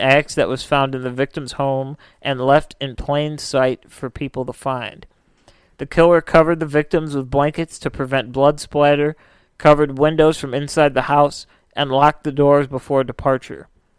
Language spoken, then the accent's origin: English; Dumbarton, Scotland, United Kingdom; I'm from Dumbarton.